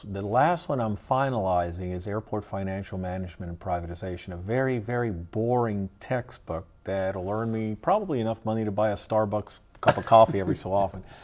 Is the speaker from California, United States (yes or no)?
no; New York, United States; born there; I was born in, I was born in New York.